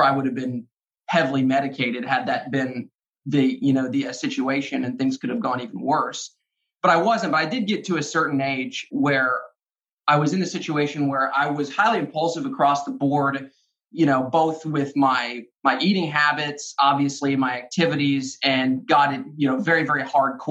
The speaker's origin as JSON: {"language": "English", "region": "Arkansas", "country": "United States", "tie": "born or raised there", "said": "I grew up in Arkansas"}